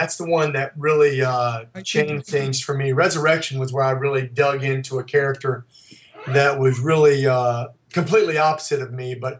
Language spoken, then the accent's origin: English; Princeton, West Virginia, United States; moved away as an adult; also born or lived in South Carolina / Pittsburgh / New York City / Nashville; now in Los Angeles, United States; I grew up in Princeton, West Virginia, a small southern town down in the border of Virginia, West Virginia. So that's where I grew up.